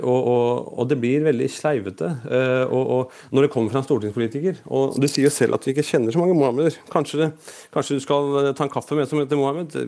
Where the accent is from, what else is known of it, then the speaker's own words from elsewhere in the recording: Norway; Jeg er født og oppvokst i Norge